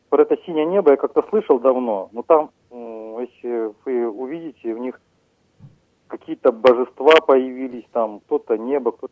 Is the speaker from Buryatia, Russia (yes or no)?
yes; Buryatia, Russia; я сам по национальности бурят и э, являюсь шаманистом. У нас такого вообще нету.